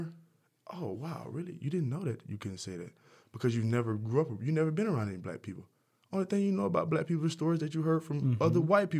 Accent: the South, United States; Because I'm from the South.

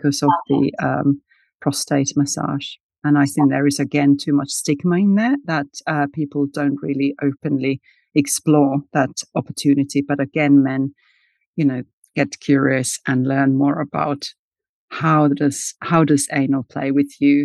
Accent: Finland; I was born in Finland and raised in Finland where we have the sauna culture.

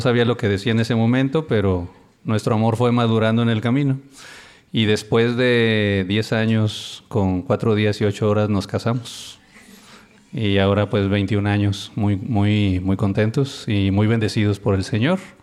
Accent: Reynosa, Tamaulipas, Mexico; Somos de Reynosa, Tamaulipas, y muy contentos. Allá nos conocimos cuando teníamos como 16 años.

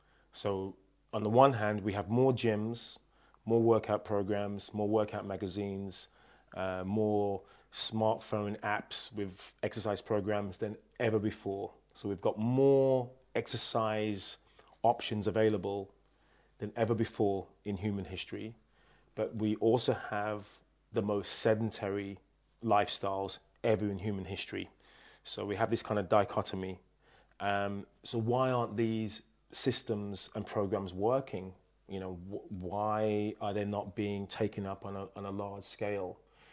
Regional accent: New Jersey, United States; Yes, and the fake accent, because I'm actually from New Jersey.

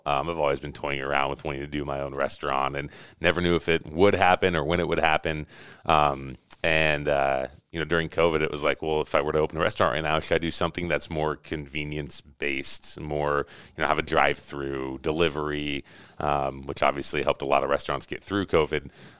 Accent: Lincoln, Nebraska, United States; So I grew up in Lincoln and went to the university there, got a degree in marketing from UNL.

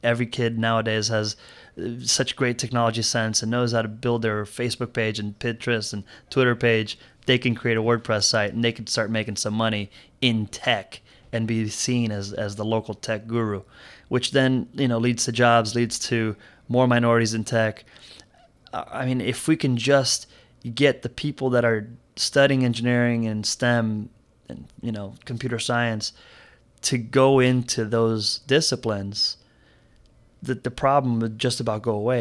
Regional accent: Miami, Florida, United States; also born or lived in Brazil; when I moved to Miami, I was part of a, a very diverse school.

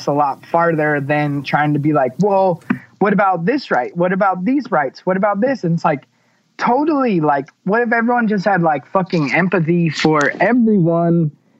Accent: California, United States; and growing up in California, you forget how the rest of the world actually is

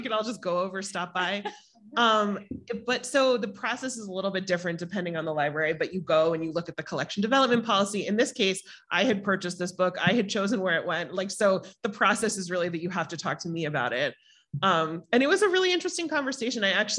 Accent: New York, United States; I mean, I'm a Jew from New York, Todd.

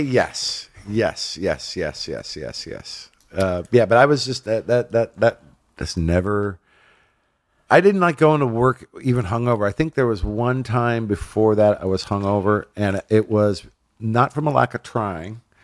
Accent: Inland Empire, Southern California, United States; also born or lived in Los Angeles / Hollywood / San Fernando Valley; grew up in the I E, um, and then got out to Hollywood, like, at about twelve, when I was twelve, San Fernando Valley and Hollywood and all that. So, yeah, California native, Southern California

